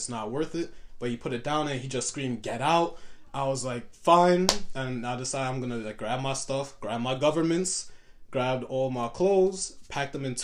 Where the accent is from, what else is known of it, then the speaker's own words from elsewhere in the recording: New York City, New York, United States; also born or lived in Harlem; I grew up in Canarsie, so in Brooklyn.